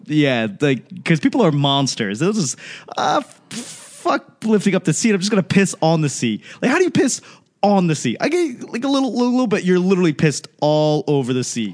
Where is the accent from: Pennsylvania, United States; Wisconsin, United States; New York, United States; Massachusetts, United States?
Massachusetts, United States; Boston; I grew up in Boston